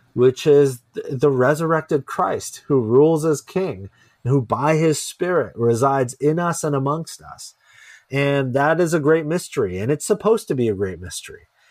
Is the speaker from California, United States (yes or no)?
yes; Silicon Valley, California, United States; I wasn't born here, but I was raised here. Yeah, I moved here, like, before I can remember